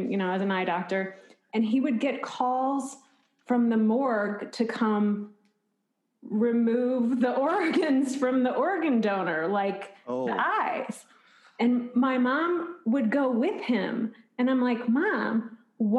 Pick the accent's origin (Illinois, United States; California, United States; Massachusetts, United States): Illinois, United States; Bloomington; now in New York City, United States; I'm from Bloomington, Illinois, which is like directly between Chicago and St. Louis.